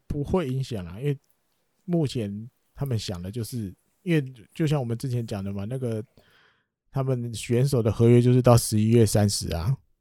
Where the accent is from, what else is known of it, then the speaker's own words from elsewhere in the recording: Taiwan; 我们台湾人